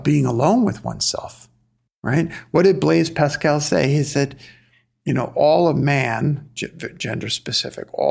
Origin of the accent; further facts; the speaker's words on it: New York City, New York, United States; I'm from Flatbush, Brooklyn